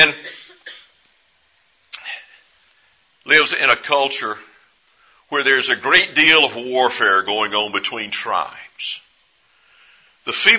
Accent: East Texas, United States; I grew up in East Texas

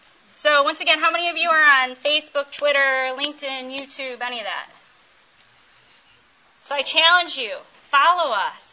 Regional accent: Chicago, Illinois, United States; also born or lived in Minnesota / Georgia; now in Virginia, United States; I'm from Chicago. I talk really fast.

